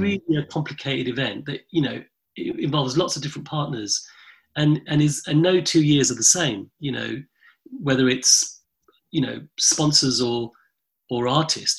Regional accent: London, United Kingdom; my front room growing up in London in the late 70s and early 80s

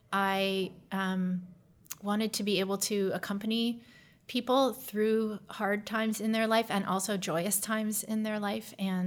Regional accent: Canada; moved away as an adult; now in United States; I am Canadian originally, born to American parents who happened to be living in Canada at the time, or my mother anyway. And I grew up there until college

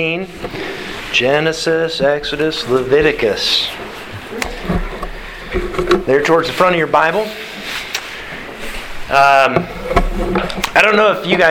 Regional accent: Alaska, United States; growing up in Alaska

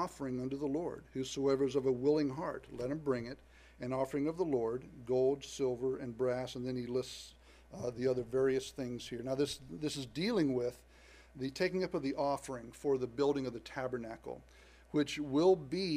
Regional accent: the South, United States; I was born in the South to parents that were raised in the South

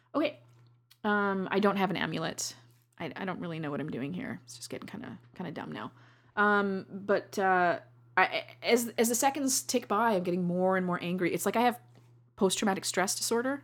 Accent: Canada; I love being a Canadian

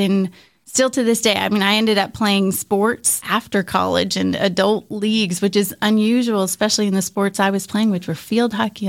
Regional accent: Philadelphia, Pennsylvania, United States; also born or lived in New Jersey, United States; Yeah, well, when I was little, Philadelphia area, so for those who are close to Philadelphia, a little time in New Jersey, a little time outside kind of Valley Forge area, and we were not an outdoor family.

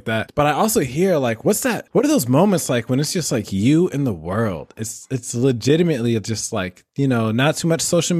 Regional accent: Midwest, United States; kind of a Midwestern native myself

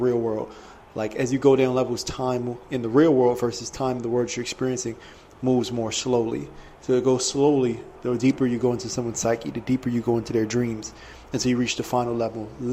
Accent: Maryland, United States; now in Los Angeles, United States; I grew up on the east side, I grew up in Maryland

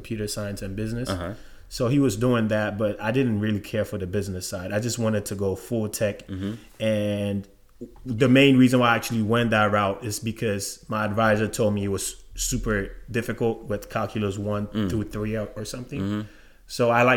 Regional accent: Ghana; moved away as an adult; now in Atlanta, United States; I'm from Ghana, West Africa. Lived in Ghana most of my life. Then I moved to the United States about 10 years ago now.

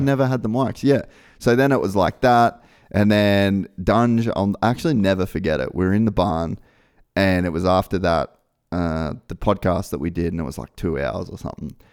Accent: Australia; moved away as an adult; I was in my little office in my parents' house in Australia

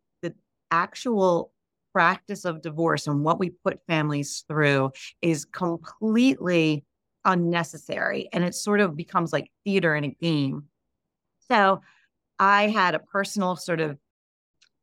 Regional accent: United States; I'm Italian as well, but, you know, obviously raised in America

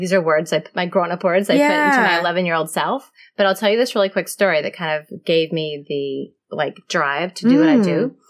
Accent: Mobile, Alabama, United States; moved away as an adult; also born or lived in New York City; I'm from Mobile, Alabama. So like, you know, Sweet Home Alabama is the movie, and that's totally kind of where I'm from.

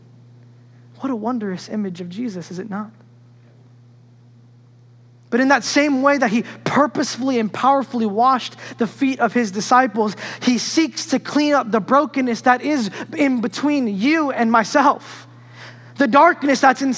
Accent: New York, United States; when I grew up in New York

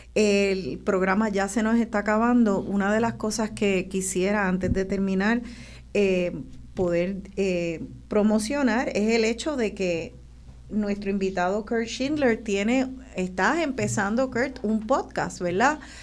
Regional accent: Puerto Rico; como boricua

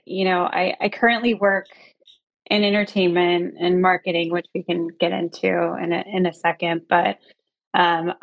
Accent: Tallahassee, Florida, United States; moved away as an adult; also born or lived in San Francisco, California; now in Los Angeles, United States; originally born and raised in Tallahassee, Florida, on the Florida-Georgia border in the South

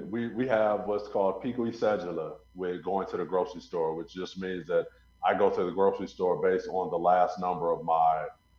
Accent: Illinois, United States; moved away as an adult; also born or lived in Atlanta, Georgia, United States; now in Colombia; So I'm originally from Illinois. Okay. And I was born and raised there. And then I've spent 8 years in Atlanta before I moved over to Columbus.

